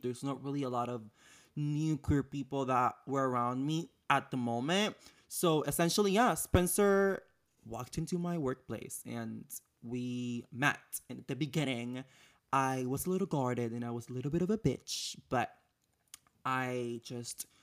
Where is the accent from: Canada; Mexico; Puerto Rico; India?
Puerto Rico; moved away as an adult; now in United States; I'm born and raised in Puerto Rico, so I've been living in the United States for about five years now